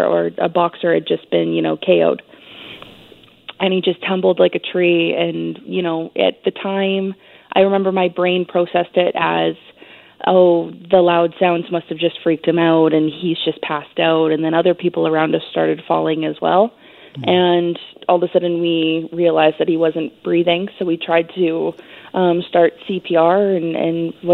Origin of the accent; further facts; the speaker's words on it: Canada; As a Canadian